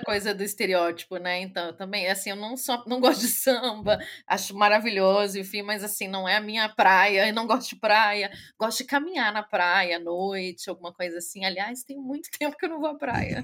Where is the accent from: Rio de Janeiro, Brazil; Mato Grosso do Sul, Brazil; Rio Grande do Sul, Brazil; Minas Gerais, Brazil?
Rio de Janeiro, Brazil; moved away as an adult; also born or lived in São Paulo; now in Germany; Sou carioca, mas morei, antes de vir para a Alemanha, estou aqui na Alemanha, vai fazer cinco anos. É, morei em São Paulo dez anos